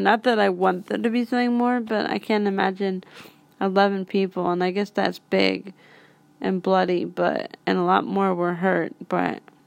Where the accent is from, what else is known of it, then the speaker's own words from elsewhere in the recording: Pittsburgh, Pennsylvania, United States; I'm from Pittsburgh